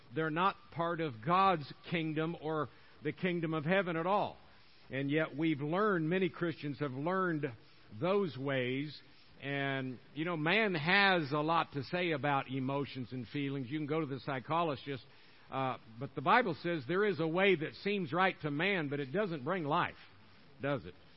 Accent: Tampa, Florida, United States; moved away; I'm born and raised in uh, Tampa, Florida

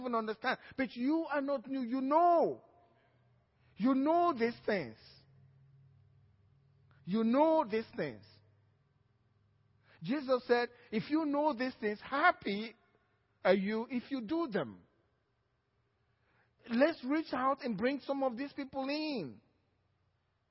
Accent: Nigeria; now in Cypress, United States

